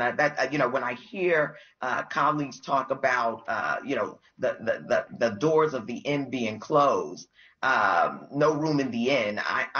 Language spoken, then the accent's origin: English; New York City, New York, United States; I'm from Brooklyn, New York.